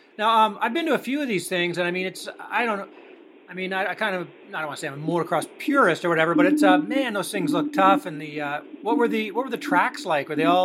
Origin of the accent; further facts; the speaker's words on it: Canada; being Canadian